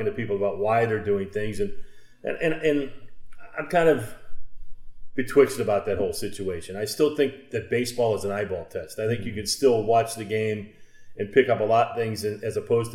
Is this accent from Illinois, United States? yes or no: yes; Chicago, Illinois, United States; my hometown, the team I rooted for.